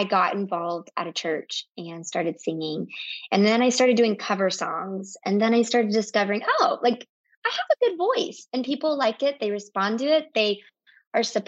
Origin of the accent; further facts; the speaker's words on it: the South, United States; while I grew up in the South, both my parents are from the North.